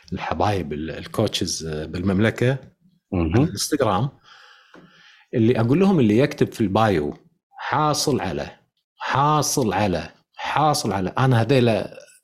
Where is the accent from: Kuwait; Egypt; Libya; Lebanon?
Kuwait; عندنا بالكويت